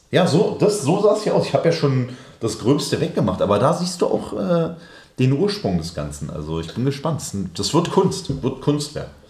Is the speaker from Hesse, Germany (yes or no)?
no; Berlin, Germany; born or raised there